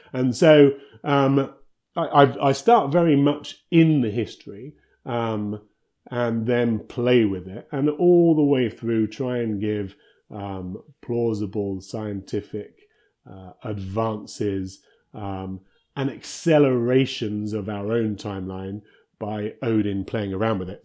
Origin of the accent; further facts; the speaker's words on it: United Kingdom; moved away as an adult; now in Victoria, Canada; I'm originally British and we moved out here a, a long time ago to work for Electronic Arts